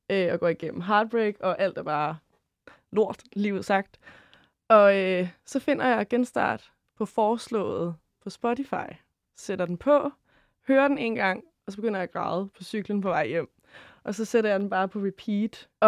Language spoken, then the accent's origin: Danish; Køge, Zealand, Denmark; Og endnu finere, fordi jeg er ish fra Køge.